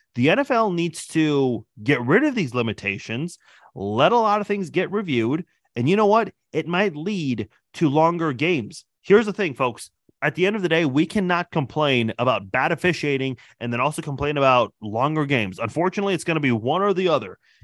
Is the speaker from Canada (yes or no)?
no; Iran; moved away; I'm originally from Iran